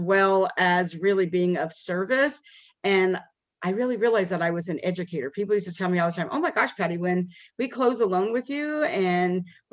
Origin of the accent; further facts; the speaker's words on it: Las Vegas, Nevada, United States; moved away as an adult; now in Dallas, United States; we moved to Dallas from Las Vegas where we were from